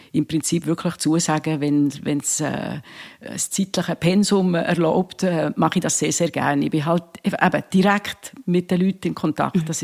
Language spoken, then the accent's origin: German; Bern, Switzerland; eine Bernerin, aber, aber also es gibt eigentlich viele Tiere, wo, wo die Schweiz Es, wir, wir sind ja sehr agil.